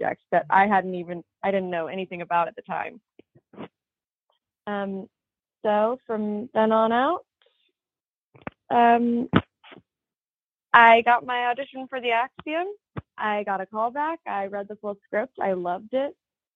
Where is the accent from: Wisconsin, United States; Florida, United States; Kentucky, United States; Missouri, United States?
Missouri, United States; St. Louis; moved away as an adult; now in California, United States; I hail from St. Louis, Missouri. I originally started acting in middle school